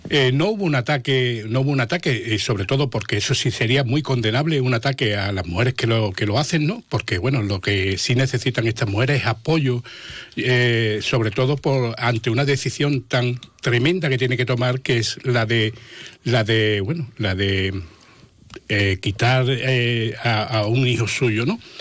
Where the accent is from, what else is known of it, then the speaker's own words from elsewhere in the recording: Jerez de la Frontera, Andalusia, Spain; yo vivo Jerez, soy de Jerez